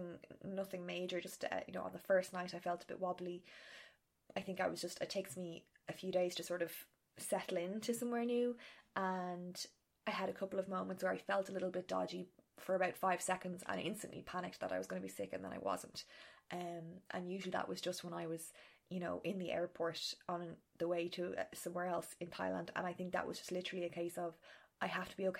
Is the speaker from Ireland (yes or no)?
yes; Ireland; being Irish because we don't like asking for help